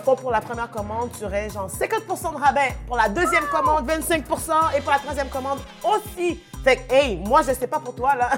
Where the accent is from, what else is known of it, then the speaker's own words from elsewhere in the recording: Haiti; now in Canada; j'ai grandi en Haïti, je suis partie genre peut-être genre je pense deux ans avant le tremblement de terre en Haïti.